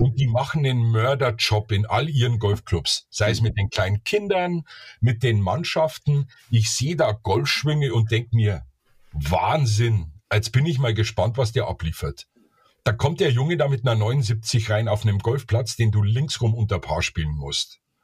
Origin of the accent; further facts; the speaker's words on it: Bavaria, Germany; Ich bin ja Bayer